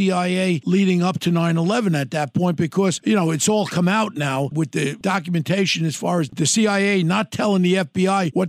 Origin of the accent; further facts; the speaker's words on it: New York City, New York, United States; as a New Yorker